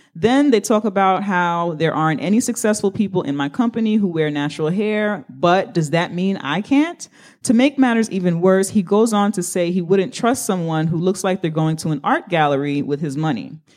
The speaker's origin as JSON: {"language": "English", "town": "New York City", "region": "New York", "country": "United States", "said": "I sound this way because I'm from the Bronx"}